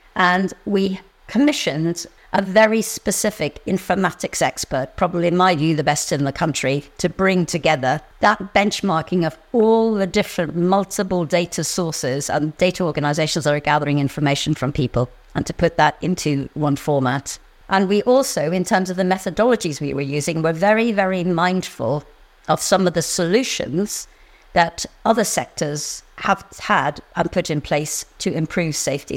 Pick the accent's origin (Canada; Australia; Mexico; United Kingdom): United Kingdom; Northern Ireland; I grew up in Northern Ireland, and I grew up in a community